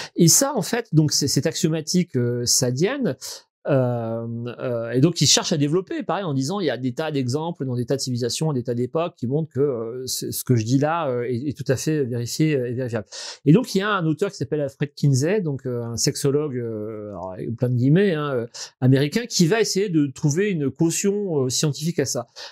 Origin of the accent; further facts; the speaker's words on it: Verdun, Grand Est, France; j'ai grandi à Verdun, donc un des lieux symboliques de la guerre de, de 14. J'ai grandi au milieu des tombes